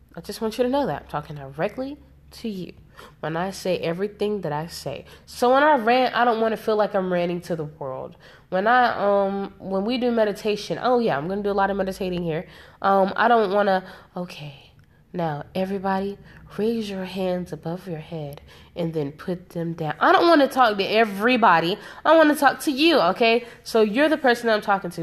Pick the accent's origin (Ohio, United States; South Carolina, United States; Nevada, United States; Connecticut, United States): South Carolina, United States; I'm from South Carolina, South Carolina. Like, all of my people are from South Carolina